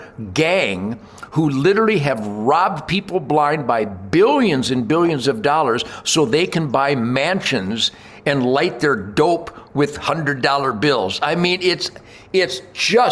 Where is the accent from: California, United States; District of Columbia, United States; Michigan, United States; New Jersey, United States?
Michigan, United States; Detroit; I grew up in Detroit as the arsenal of democracy